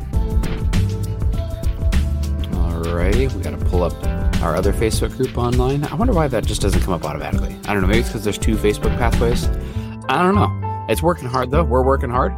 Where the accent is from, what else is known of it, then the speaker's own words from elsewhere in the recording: near Moline, Illinois, United States; near my hometown on the Mississippi River on the Illinois side, uh, Moline